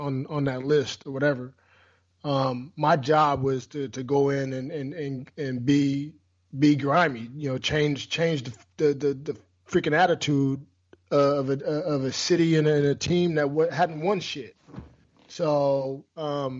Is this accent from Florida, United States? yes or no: no; Washington, United States; moved away; my home state of Washington